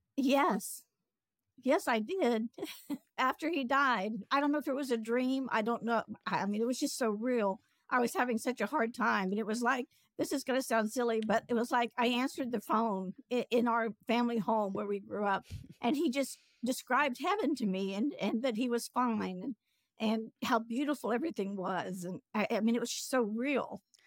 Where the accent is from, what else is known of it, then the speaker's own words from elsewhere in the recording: Greenville, South Carolina, United States; I'm also from Greenville, South Carolina